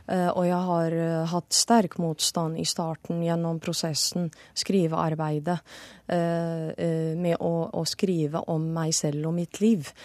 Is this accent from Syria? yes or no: yes; Syria; Det er det fortsatt i mange muslimske land, eller de fleste. Og det er det i Syria, hjemlandet mitt, også fortsatt den dag i dag.